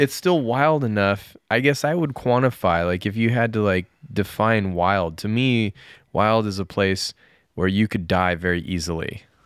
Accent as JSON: {"language": "English", "area": "near Aspen", "region": "Colorado", "country": "United States", "tie": "born or raised there", "also_born_or_lived": "Japan", "moved": "as an adult", "said": "where I grew up near Aspen was just all ranch, ranches, like cattle ranches"}